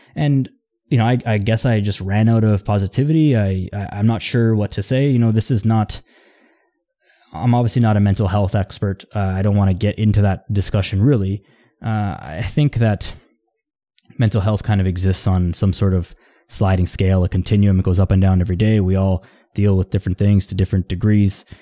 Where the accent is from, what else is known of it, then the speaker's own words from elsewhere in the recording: Toronto, Ontario, Canada; I'm from Toronto.